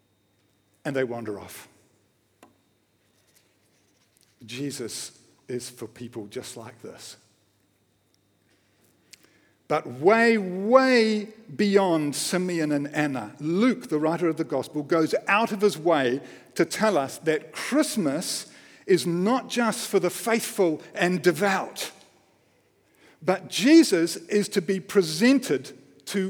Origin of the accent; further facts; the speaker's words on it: Wellington, New Zealand; I grew up in Wellington, just down the road